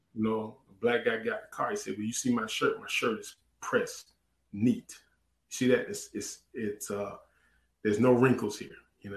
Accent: Orangeburg, South Carolina, United States; moved away; also born or lived in Chattanooga, Tennessee; I'm, I'm from Orangeburg.

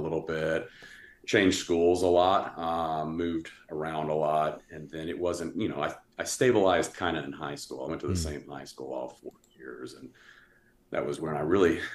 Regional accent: Atlanta, Georgia, United States; I was born in Atlanta, Georgia. I come from a really old Southern family. I actually lived in the old plantation house

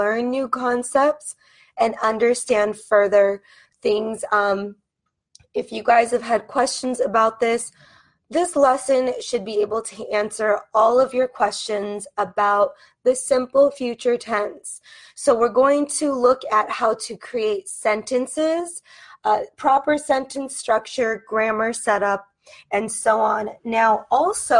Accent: United States; I am an American English teacher from the United States

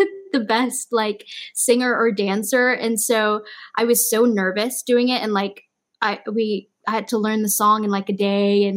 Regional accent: Malaysia; moved away; I'm from Malaysia

